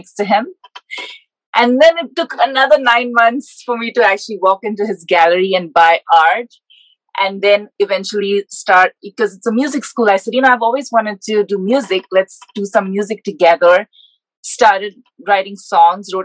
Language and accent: English; India; moved away as an adult; also born or lived in Georgia, United States; now in Decatur, United States; I grew up in India